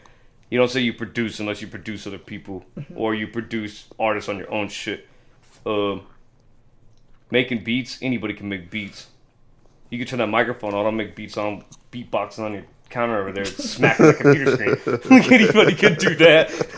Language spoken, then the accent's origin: English; Germany; Well, it's not that machine. I'm from Germany.